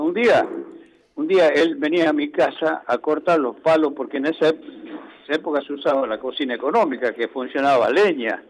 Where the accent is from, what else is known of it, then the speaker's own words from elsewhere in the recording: La Rioja, Argentina; moved away; also born or lived in Chuquis; fueron los años que yo viajé, que me fui eh, de La Rioja